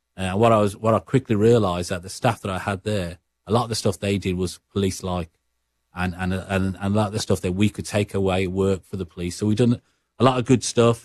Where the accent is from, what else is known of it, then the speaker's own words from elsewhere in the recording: Birmingham, West Midlands, United Kingdom; accent: Brummie; moved away as an adult; now in Regina, Canada; my accent, uh, what Sarah Mills would say is a Brummy accent.